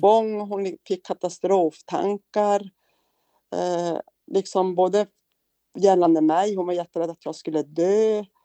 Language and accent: Swedish; Kiruna, Norrbotten County, Sweden; also born or lived in Piteå; now in Luleå, Sweden; Född och uppvuxen i Kiruna, av mm. alla ställen